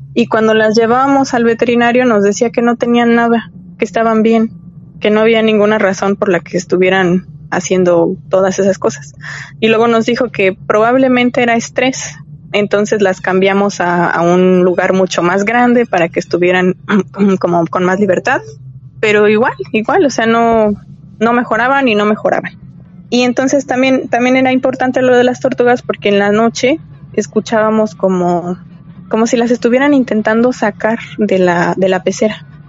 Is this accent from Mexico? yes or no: yes; Mexico; also born or lived in Mexico City; somos los mexicanos